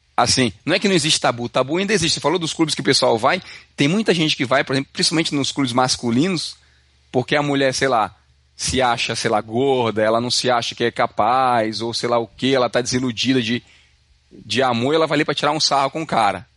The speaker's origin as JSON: {"language": "Portuguese", "country": "Brazil", "moved": "yes", "lives_now": "Canada", "said": "a gente vem do Brasil"}